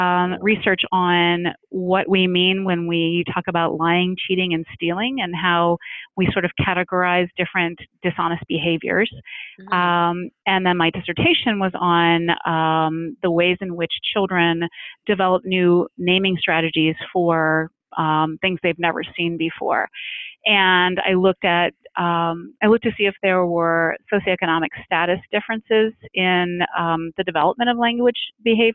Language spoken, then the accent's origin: English; Washington, District of Columbia, United States; moved away as an adult; also born or lived in Western Pennsylvania; I was born and raised in Washington, D.C.